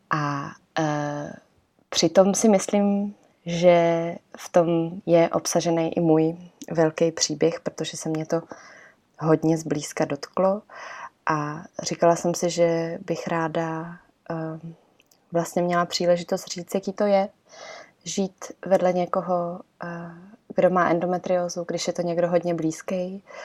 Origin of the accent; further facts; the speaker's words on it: Czechia; also born or lived in Italy; my jsme, eh, původem, nebo prostě celá rodina jsme z Itálie, ale vyrostli jsme tady v Čechách